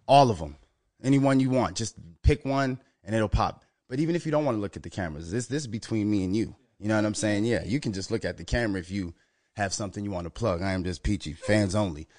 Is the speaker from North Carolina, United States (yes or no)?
no; Minnesota, United States; Minnesota, my home state